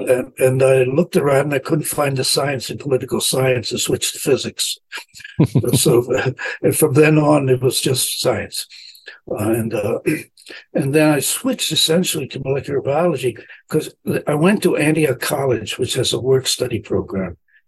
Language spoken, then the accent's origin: English; Italy; now in United States; I grew up in the streets of Italy during the war. So I was was a thief for my first for 5 years, getting my own food by taking it.